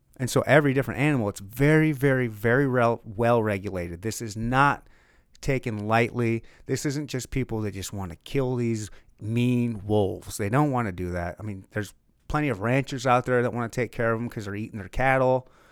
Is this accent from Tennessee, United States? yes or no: no; Michigan, United States; I'm from Michigan